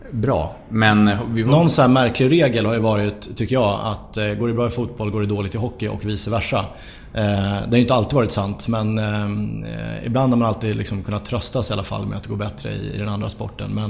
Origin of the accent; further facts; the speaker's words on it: Sollentuna, Stockholm County, Sweden; Eh, jag växte upp i Sollentuna norr om Stockholm.